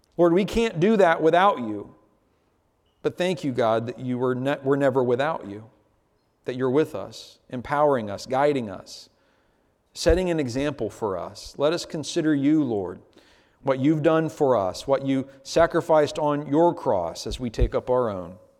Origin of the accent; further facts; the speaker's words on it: United States; As American Christians